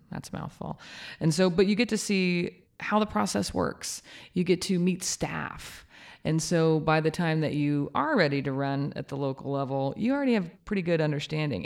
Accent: Kansas, United States; now in Norman, United States; I'm from Kansas.

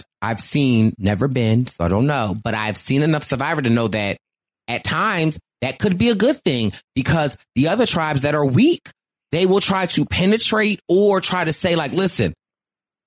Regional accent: Philadelphia, Pennsylvania, United States; I am from Philly

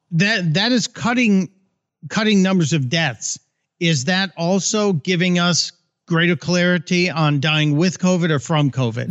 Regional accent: Chicago, Illinois, United States; I grew up in Chicago where, you know, you vote early and often

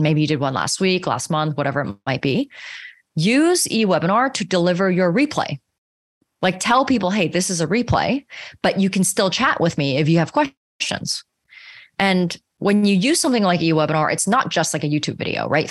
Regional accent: Canada; I'm also Canadian

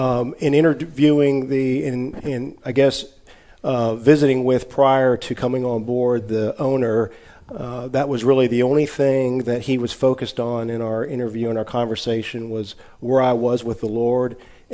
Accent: Texarkana, Arkansas, United States; In Texarkana, Arkansas.

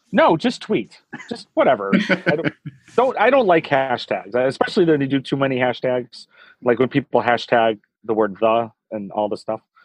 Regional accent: Chicago, Illinois, United States; moved away as an adult; now in San Francisco, United States; as a lifetime Chicagoan and Midwestern person

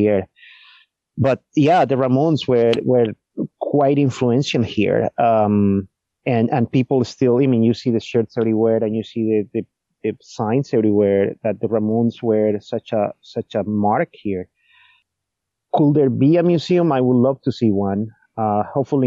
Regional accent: Medellín, Antioquia, Colombia; moved away as an adult; now in New York, United States; I grew up in Colombia, in the Medellin area, so I'm Paisa, which is a particular people of Colombia.

